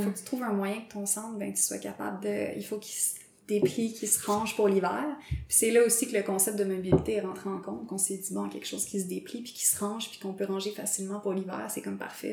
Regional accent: Montreal, Quebec, Canada; j'ai grandi à Montréal, dans Rosemont

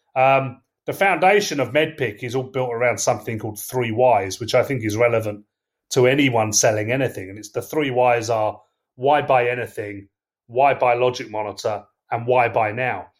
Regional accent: England, United Kingdom; accent: English; I'm English, as you can tell from my accent

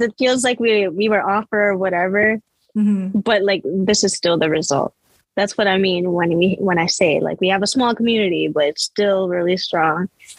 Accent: Philippines; I know there's still lots to talk about, especially being Filipino.

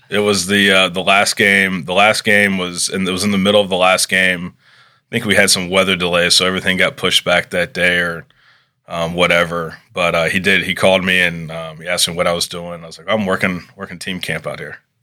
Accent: Charlotte, North Carolina, United States; growing up in the Charlotte area, baseball is a very strong tradition

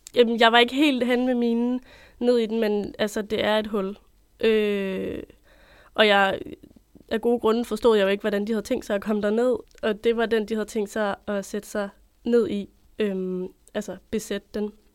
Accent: Copenhagen, Capital Region of Denmark, Denmark; moved away as an adult; now in Odense, Denmark; Jeg er født og opvokset i København

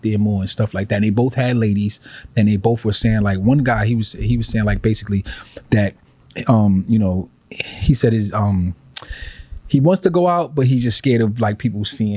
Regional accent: New York City, New York, United States; I grew up in Faraco

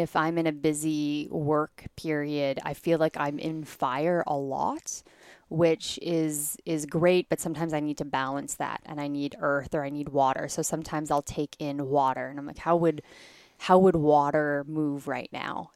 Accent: Canada; I grew up in Canada

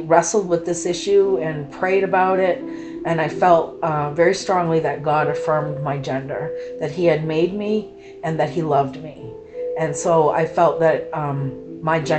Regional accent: Maine, United States; also born or lived in Kentucky; I was born in Kentucky, but I've lived in Maine most of my life. Moved to Maine at a young age, probably 5 or 6

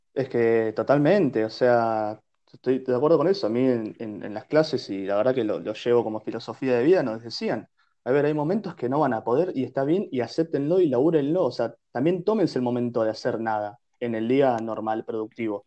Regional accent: Bahía Blanca, Buenos Aires Province, Argentina; moved away; yo soy hoy en día lo que soy por haber sido nacido y criado en Bahía Blanca

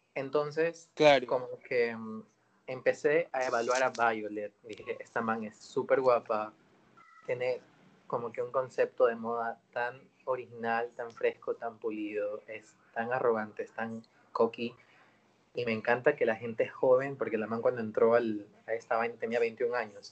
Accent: Ecuador

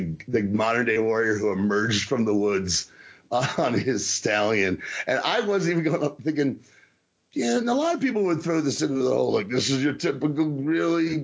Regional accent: New Jersey, United States; I'm from New Jersey

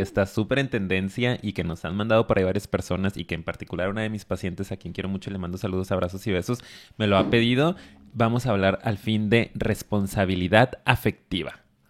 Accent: Mexico; Al venir de una cultura tan machista como la mexicana

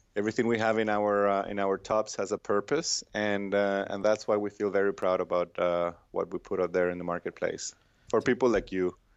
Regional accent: Venezuela; moved away as an adult; now in United States; I'm from Venezuela

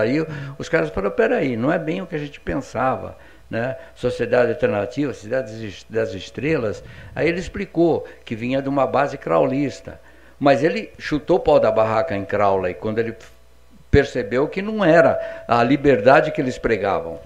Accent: São Paulo, Brazil; do meu pedaço lá na Vila Diva, onde eu nasci, eu nasci na Vila Paulina, né? Em São Paulo.

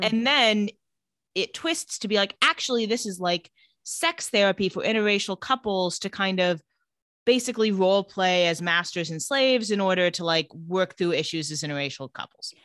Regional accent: Coachella Valley, California, United States; I am from the Coachella Valley

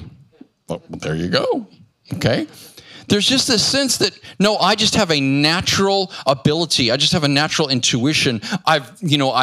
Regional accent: Phoenix, Arizona, United States; I came back to my hometown, which is Phoenix, Arizona

